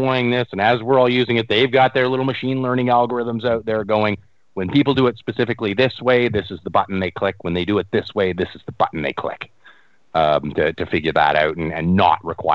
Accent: Canada; I'm a Canadian up here

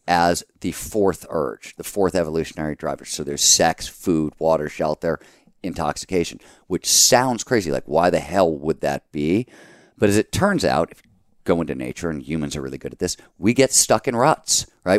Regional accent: Cleveland, Ohio, United States; moved away; also born or lived in Chicago; growing up in Cleveland

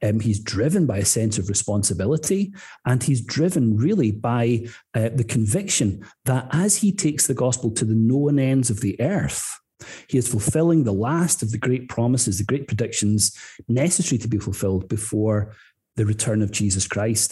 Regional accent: Scotland, United Kingdom; moved away; also born or lived in Northern Ireland; I was a boy growing up in Scotland, but coming back here for holidays with my grandparents

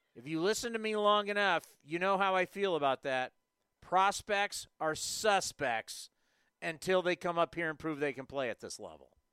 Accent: San Diego, California, United States; as a kid growing up in San Diego

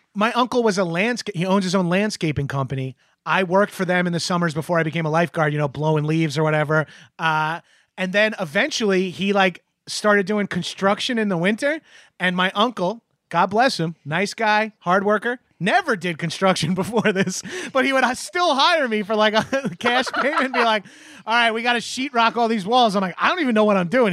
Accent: Freeport, New York, United States; also born or lived in Belmore, New York; I grew up in Freeport

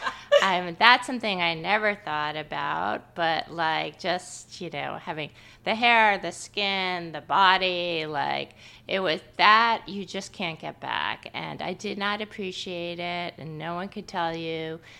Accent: New York, United States; moved away as an adult; also born or lived in Boston; I'm from New York, so I lived, uh, in a different city for a few years

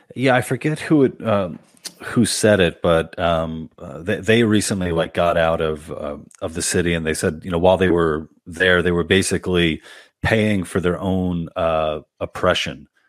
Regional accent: New York City, New York, United States; I'm from Queens originally

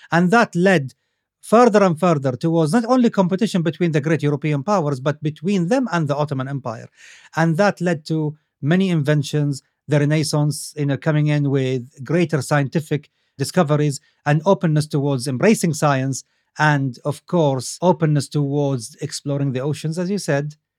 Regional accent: Saudi Arabia; as a young man growing up in Saudi Arabia

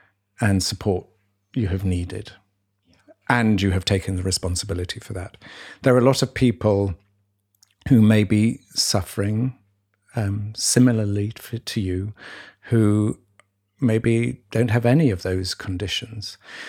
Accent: United Kingdom; As I'm very British.

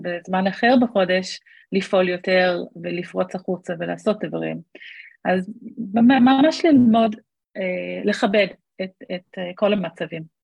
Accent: Australia; moved away as an adult; now in Israel; אני בארץ מעל עשרים וחמש שנה, אבל גדלתי באוסטרליה

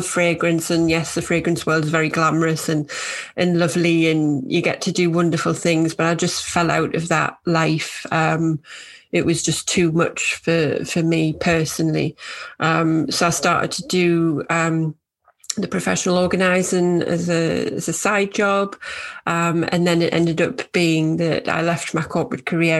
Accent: North East England, United Kingdom; moved away as an adult; now in Yorkshire, United Kingdom; I live in Yorkshire, although from my accent, you might be able to tell I'm from northeast of England.

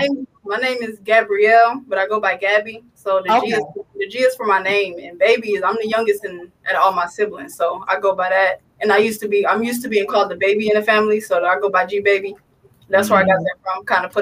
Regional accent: Chicago, Illinois, United States; I'm from Chicago.

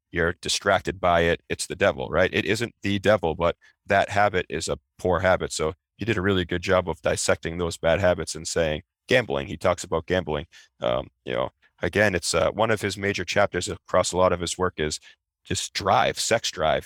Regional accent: Peabody, Massachusetts, United States; also born or lived in Revere, Massachusetts; my parents purchased a home in Peabody, Mass. Um, that's where I grew up

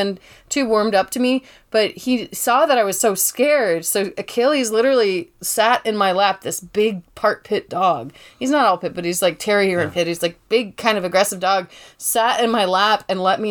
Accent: Georgia, United States; I'm from Georgia, and we get these thunderstorms

